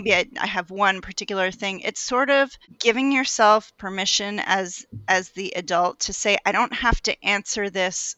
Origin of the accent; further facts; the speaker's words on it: New Jersey, United States; now in Maryland, United States; I'm from Maryland, but originally from New Jersey, the Garden State